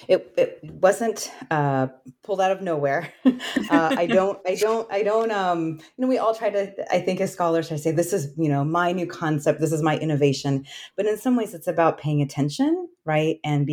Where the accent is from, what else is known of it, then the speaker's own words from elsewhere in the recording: Alaska, United States; And my mother and myself were immigrants to Alaska. And so I grew up Asian American in Alaska, and I grew up on the traditional homelands of the Tlingit people.